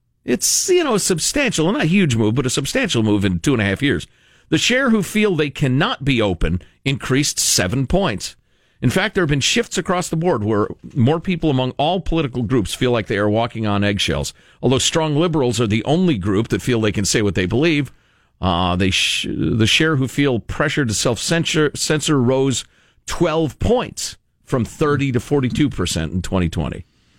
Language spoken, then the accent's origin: English; Chicago, Illinois, United States; I grew up in Chicagoland, and you're either a Cubs fan or a Sox fan.